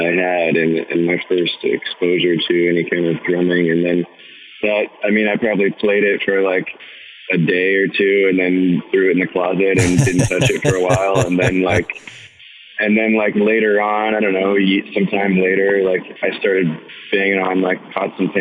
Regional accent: Portland, Oregon, United States; kind of in the suburbs, all around the Sherwood, Tigard, Beaverton, the whole area

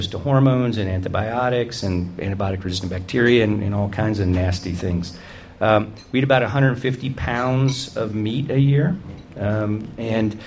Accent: the South, United States; I grew up in the South

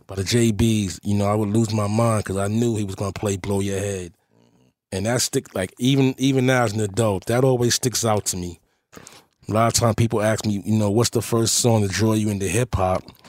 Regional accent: New York City, New York, United States; also born or lived in Manhattan, New York; growing up in Forest Projects

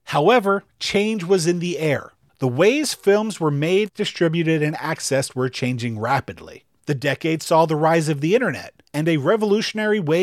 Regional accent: New York, United States; as a New Yorker

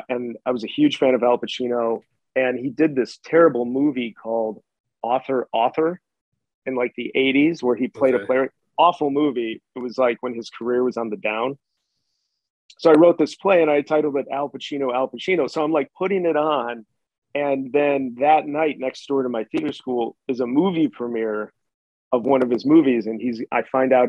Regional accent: Chicago, Illinois, United States; I'm like from the South Side of Chicago

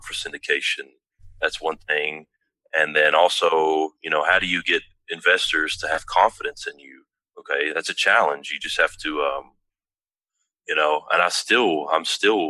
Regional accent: Tullahoma, Tennessee, United States; It's very close to where I grew up, in my hometown, Tullahoma, Tennessee

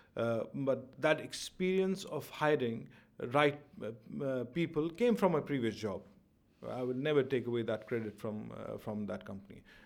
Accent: Jammu and Kashmir, India; also born or lived in Delhi; now in Dubai, United Arab Emirates; I come from Kashmir

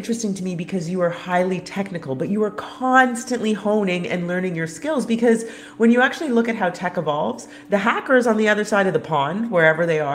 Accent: Canada; I'm Canadian

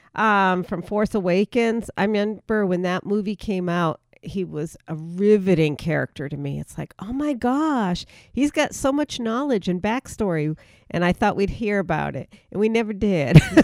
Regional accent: East Coast, United States; moved away as an adult; now in California, United States; growing up on the East Coast

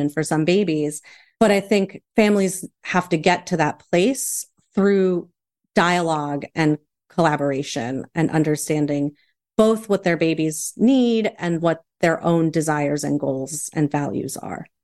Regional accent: United States; I have a Chilean father and a Puerto Rican mother. I was raised primarily in the States

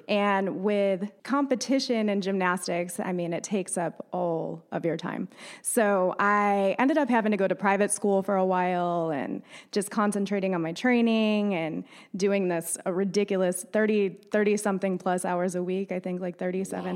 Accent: upstate New York, United States; moved away as an adult; also born or lived in Davidson, North Carolina / Cornelius, North Carolina; now in Lake Norman, United States

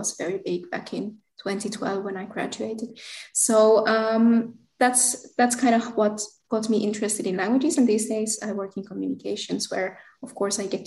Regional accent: Southern Finland, Finland; first language Finnish; English is a second language; moved away as an adult; now in Brussels, Belgium; Finnish is my native language

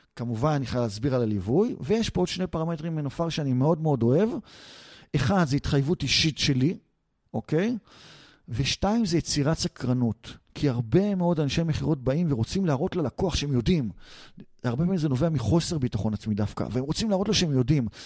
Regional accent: Israel; אנחנו ישראלים

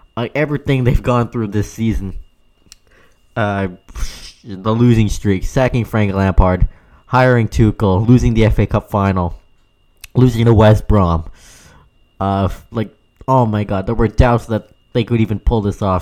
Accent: Canada; I know I'm Canadian

